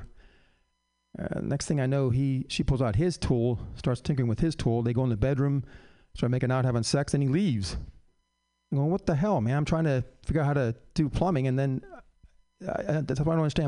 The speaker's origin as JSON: {"language": "English", "town": "San Francisco", "region": "California", "country": "United States", "tie": "born or raised there", "said": "I was born in San Fran"}